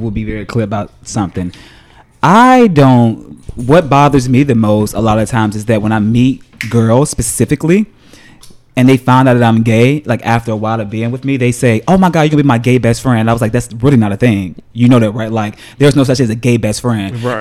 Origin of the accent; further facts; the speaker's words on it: Chicago, Illinois, United States; moved away as an adult; also born or lived in New York; I grew up in the hood of Chicago